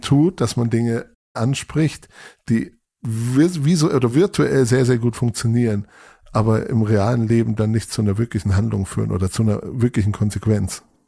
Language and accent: German; Munich area, Bavaria, Germany; Also ich komme aus, aus dem Münchner Raum